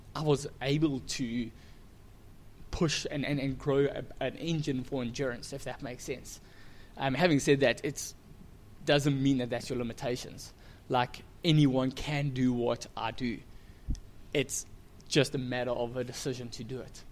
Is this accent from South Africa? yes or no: yes; Durban, KwaZulu-Natal, South Africa; I've grown up in Durban, South Africa